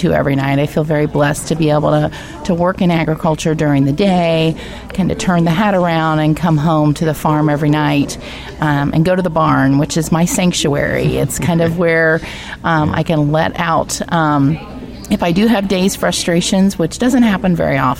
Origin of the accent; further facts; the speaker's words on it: United States; I hail from Hancock County, where I live on our family farm